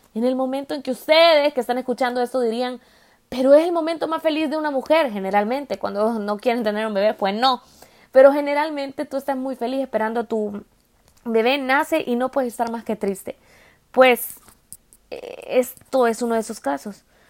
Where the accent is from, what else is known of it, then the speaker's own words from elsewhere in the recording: El Salvador; moved away; el salvadoreño, de donde yo vengo